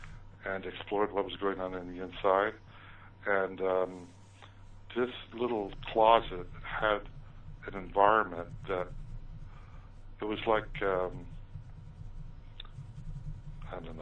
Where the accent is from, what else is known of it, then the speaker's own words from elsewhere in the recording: Ogden, Utah, United States; when I was growing up in Ogden, Utah